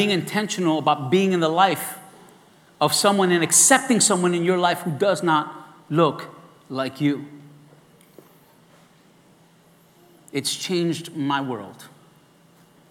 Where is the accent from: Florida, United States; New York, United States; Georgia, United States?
New York, United States; New York City; I was raised in East New York in the projects